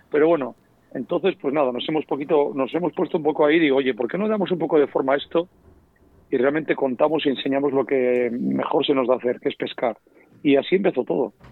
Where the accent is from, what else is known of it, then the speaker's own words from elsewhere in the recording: Spain; nos hemos quitado la capa de, mm, pues de lo que somos siempre los españoles, de ya sabes, que parece que lo de fuera siempre es lo mejor